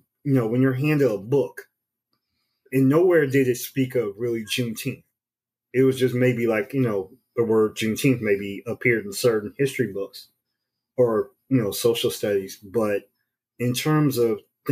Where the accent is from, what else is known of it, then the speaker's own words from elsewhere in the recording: Washington, District of Columbia, United States; I grew up in the Chocolate City.